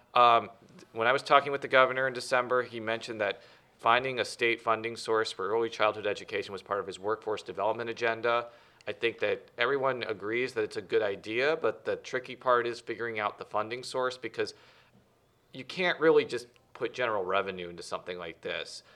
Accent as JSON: {"language": "English", "region": "Illinois", "country": "United States", "said": "I'm from Illinois"}